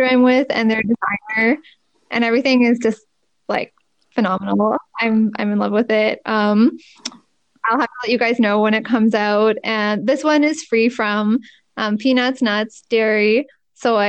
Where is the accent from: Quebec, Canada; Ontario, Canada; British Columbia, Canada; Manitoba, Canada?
Ontario, Canada; Markham; I went to University of Toronto and I'm from Markham